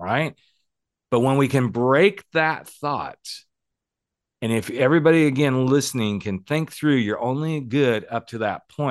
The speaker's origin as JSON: {"language": "English", "country": "United States", "tie": "born or raised there", "also_born_or_lived": "Oklahoma / Texas", "moved": "yes"}